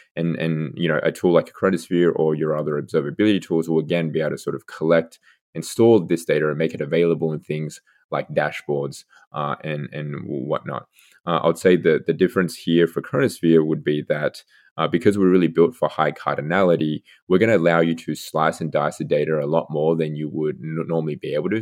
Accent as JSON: {"language": "English", "country": "Australia", "also_born_or_lived": "Seattle / Redmond", "moved": "as an adult", "lives_now": "United States", "said": "I'm originally from Australia, so university, uh, back there."}